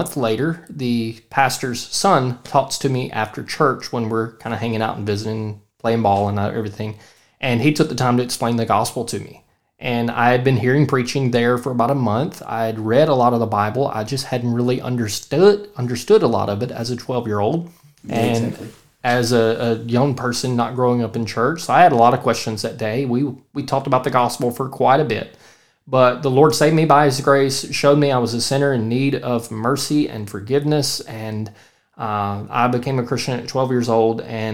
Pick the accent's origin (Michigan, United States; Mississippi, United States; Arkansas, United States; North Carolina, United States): Mississippi, United States; Central; I'm from Central Mississippi